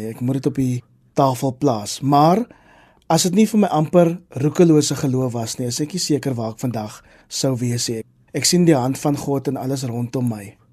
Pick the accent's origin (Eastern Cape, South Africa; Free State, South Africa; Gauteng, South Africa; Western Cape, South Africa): Western Cape, South Africa; Kraaifontein; also born or lived in Mitchells Plain; Ek is in Mitchells Plain op die Kaapse vlakte gebore, maar ek het die grootste deel van my lewe in Kraaifontein groot geword.